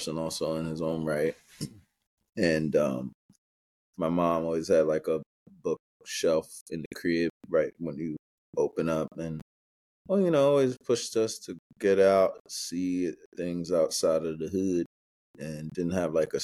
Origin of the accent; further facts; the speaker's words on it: New York City, New York, United States; moved away; I'm from Queens, New York